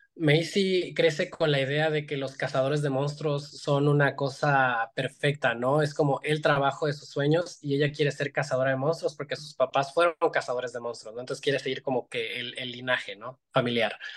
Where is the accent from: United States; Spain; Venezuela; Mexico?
Mexico; Iguala, Guerrero; yo soy de una ciudad muy chiquita, o sea, soy de aquí de Iguala